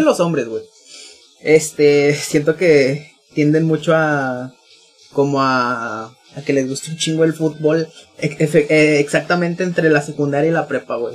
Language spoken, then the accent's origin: Spanish; northern Mexico, Mexico; accent: norteño; mi acento norteño